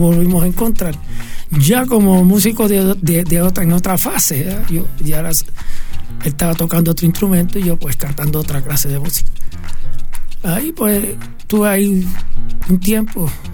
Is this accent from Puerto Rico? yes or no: yes; Cataño, Puerto Rico; also born or lived in Santurce, Puerto Rico; después fue para Cataño que fui y ese, ahí me crié